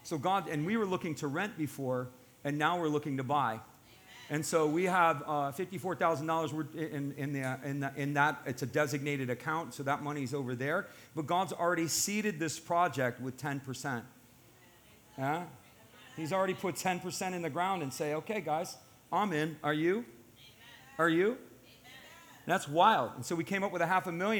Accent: United States; I'm an American. My family's ancestry goes back to the founding of this country

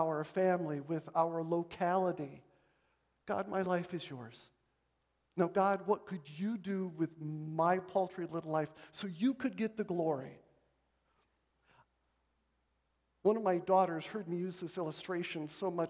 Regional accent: Marshall, Michigan, United States; I grew up in Marshall, Michigan

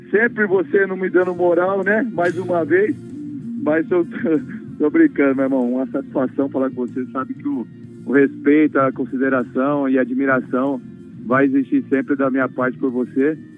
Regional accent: Dracena, São Paulo, Brazil; born there; Mas é Dracena é da minha cidade, onde eu nasci, meus pais moram até hoje e tenho um orgulho muito grande

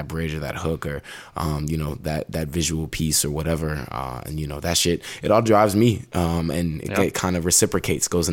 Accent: Nashville, Tennessee, United States; growing up around Nashville

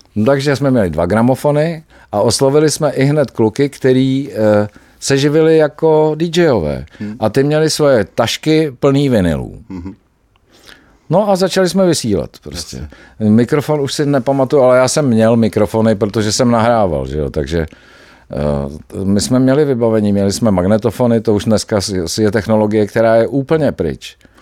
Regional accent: Czechia; jsme Češi

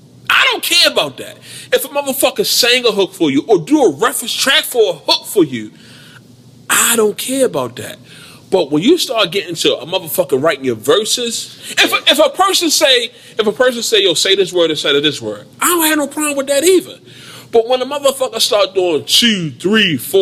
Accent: Baltimore, Maryland, United States; I'm from Baltimore

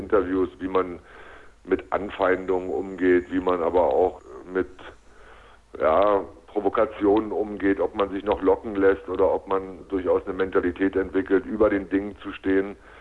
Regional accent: Berlin, Germany; moved away as an adult; also born or lived in Leipzig / Magdeburg; ich bin tatsächlich in dieser Stadt aufgewachsen. Ich bin nach wie vor ein Berliner

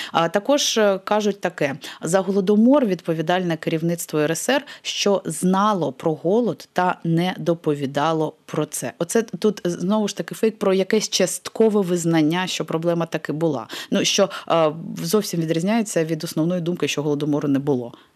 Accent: Crimea, Ukraine; moved away; Я особисто зростаючи в Криму років 20, поки там жила

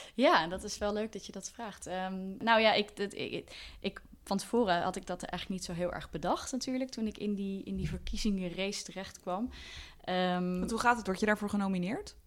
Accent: Deventer, Overijssel, Netherlands; now in Amsterdam, Netherlands; we zijn allebei eh, opgegroeid in Deventer

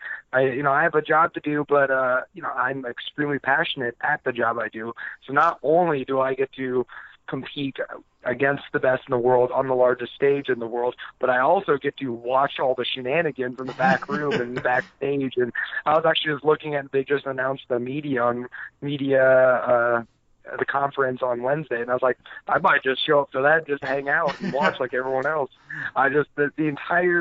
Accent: Nebraska, United States; growing up in Nebraska

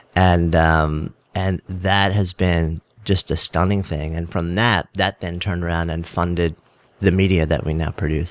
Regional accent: New York, United States; I'm a New Yorker

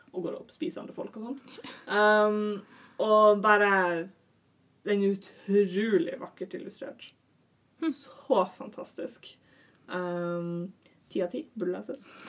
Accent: Northern Norway, Norway; now in Oslo, Norway; Jeg er en nordlending som har klart å forvirre meg ned til Oslo

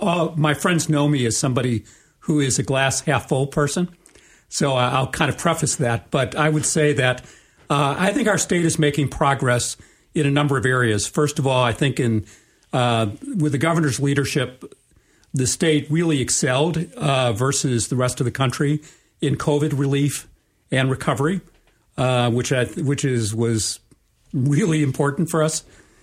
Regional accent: Chicago, Illinois, United States; I grew up in Chicago in a middle-class family. Part of the faith tradition that I grew up in was Tikkun Olam

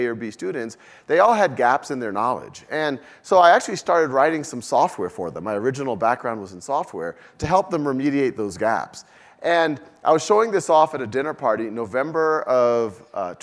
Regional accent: New Orleans, Louisiana, United States; moved away; also born or lived in Boston / Mountain View; I was born and raised in New Orleans.

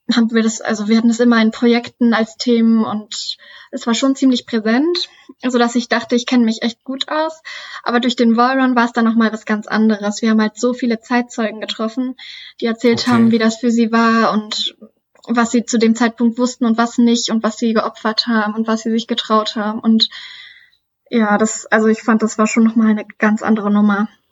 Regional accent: Duderstadt, Lower Saxony, Germany; moved away as an adult; now in Hannover, Germany; Ich bin 22 Jahre alt und komme aus Duderstadt, wohne und studiere aktuell noch in Hannover

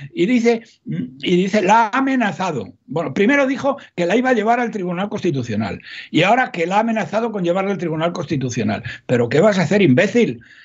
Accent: Salamanca, Castile and León, Spain; yo soy de Salamanca, no soy paisano de todos, más soy de Salamanca

